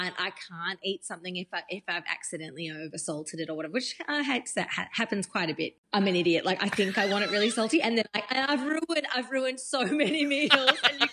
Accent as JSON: {"language": "English", "country": "Australia", "tie": "born or raised there", "said": "that's so growing up in Australia to me, just in that era."}